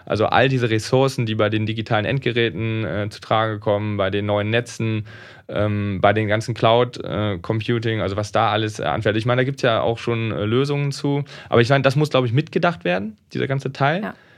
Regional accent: Rhineland, Germany; Ich komme aus dem Rheinland

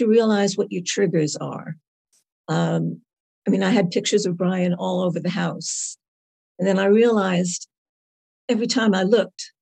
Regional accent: New York, United States; moved away as an adult; also born or lived in Carlisle, England; now in Carlisle area, United Kingdom; I am originally from New York. And now I live in a beautiful little village south of Carlisle with more sheep than people

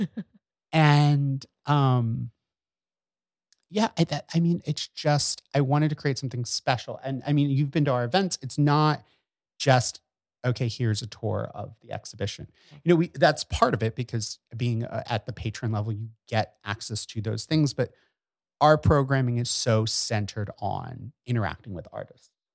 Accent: Bucks County, Pennsylvania, United States; now in New York, United States; I grew up in Bucks County

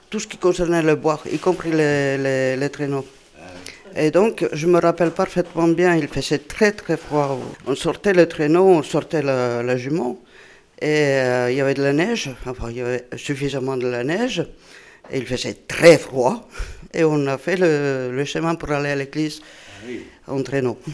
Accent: Southern Finland, Finland; French is a second language; moved away as an adult; also born or lived in Brittany; now in France; moi je viens du sud de la Finlande

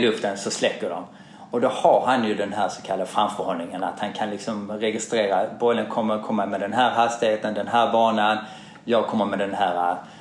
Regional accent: Malmö, Skåne, Sweden; now in Stockholm, Sweden; jag är uppvuxen i Malmö

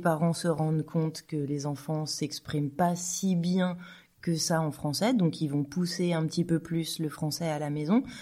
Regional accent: France; now in Switzerland; je suis française

